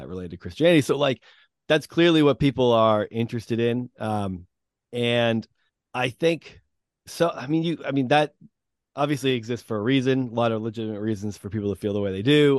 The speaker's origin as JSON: {"language": "English", "region": "New England", "country": "United States", "tie": "born or raised there", "also_born_or_lived": "Massachusetts", "said": "I've grown up in New England"}